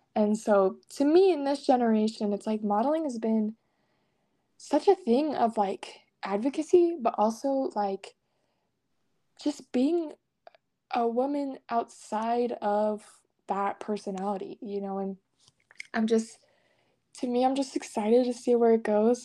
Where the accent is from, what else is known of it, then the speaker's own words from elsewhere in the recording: Salt Lake City, Utah, United States; I was born in Salt Lake City, Utah, and I was raised in a very religious atmosphere